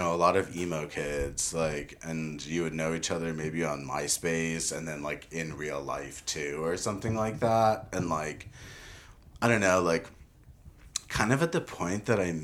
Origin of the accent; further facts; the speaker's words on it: Summit, New Jersey, United States; Summit High School in New Jersey. I grew up in New Jersey